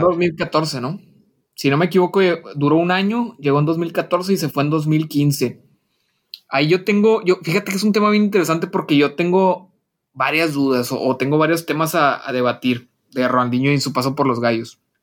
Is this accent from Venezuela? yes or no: no; Mexico; nosotros como mexicanos